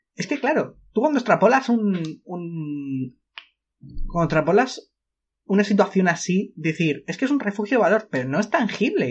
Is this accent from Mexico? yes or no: no; Spain; somos españoles